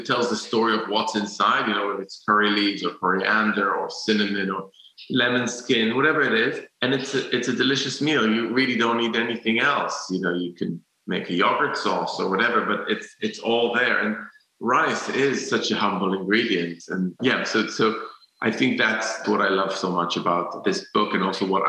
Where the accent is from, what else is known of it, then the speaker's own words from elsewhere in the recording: Jerusalem, Jerusalem District, Israel; I used to be like a purist because I grew up in Jerusalem